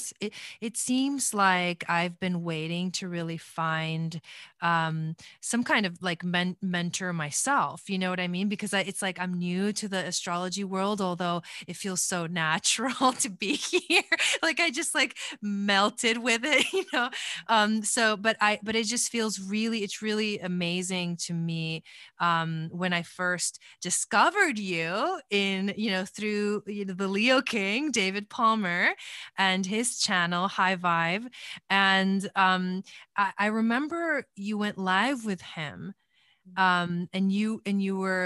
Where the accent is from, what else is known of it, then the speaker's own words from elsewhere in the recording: Argentina; moved away; I was born in Argentina